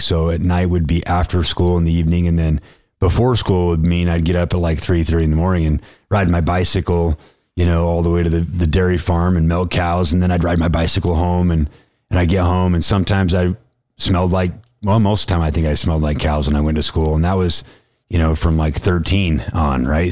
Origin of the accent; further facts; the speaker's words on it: West Point, Utah, United States; I grew up in West Point, Utah.